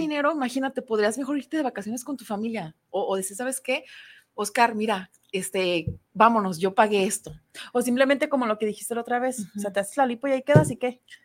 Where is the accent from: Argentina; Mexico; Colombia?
Mexico; somos madres mexicanas